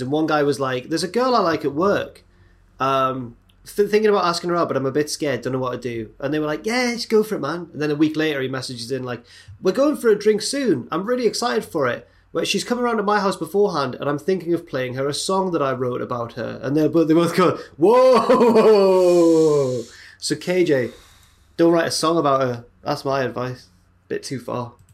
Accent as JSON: {"language": "English", "region": "England", "country": "United Kingdom", "said": "we're English"}